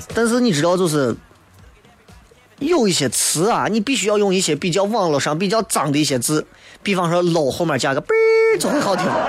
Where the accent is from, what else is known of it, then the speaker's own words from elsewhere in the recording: China; 作为中国人